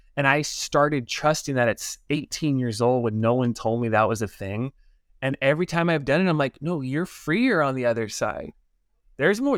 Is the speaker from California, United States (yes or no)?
yes; Los Angeles, California, United States; I grew up in Los Angeles area, LA Unified School District